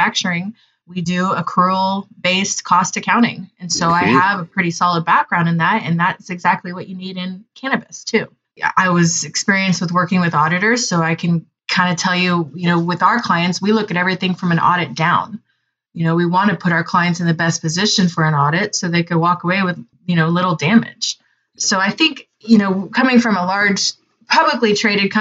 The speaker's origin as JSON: {"language": "English", "region": "Southern California", "country": "United States", "moved": "yes", "lives_now": "Oklahoma, United States", "said": "I'm originally from Southern California"}